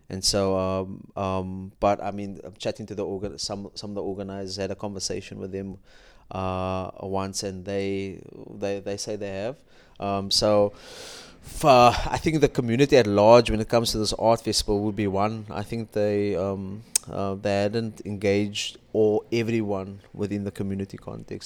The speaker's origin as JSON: {"language": "English", "town": "Cape Town", "region": "Western Cape", "country": "South Africa", "tie": "born or raised there", "said": "I grew up in Athlone"}